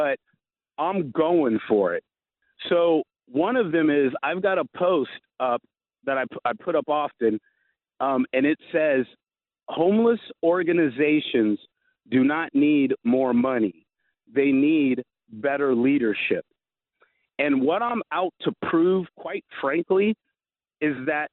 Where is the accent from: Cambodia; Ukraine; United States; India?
United States; Florida; now in Seattle, United States; I'm from Florida